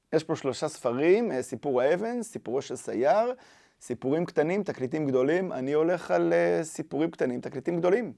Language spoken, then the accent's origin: Hebrew; Even Yehuda, Central District, Israel; אני גדלתי באבן יהודה